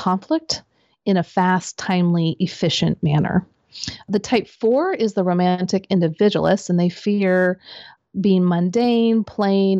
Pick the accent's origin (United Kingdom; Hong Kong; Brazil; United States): United States; Midwest; I grew up in the Midwest.